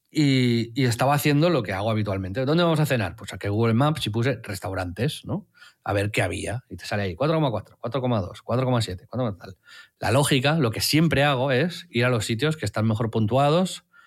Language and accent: Spanish; Tiana, Catalonia, Spain; como me crié en Tiana